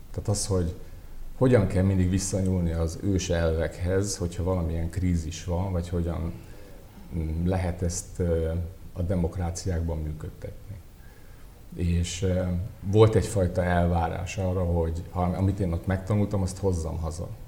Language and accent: Hungarian; Mátraterenye, Nógrád, Hungary; moved away; mint egy vidéki ház, ahol, ahol én felnőttem. A helyszín micsoda? A helyszín, most úgy hívják, hogy Mátra terenye. Az én boldogult gyerekkoromban ezt még Nádújfalunak hívták